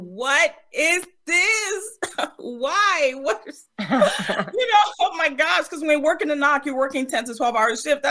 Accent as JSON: {"language": "English", "area": "Prince George's County", "region": "Maryland", "country": "United States", "tie": "born or raised there", "said": "I grew up in Maryland, Prince George's County, Maryland."}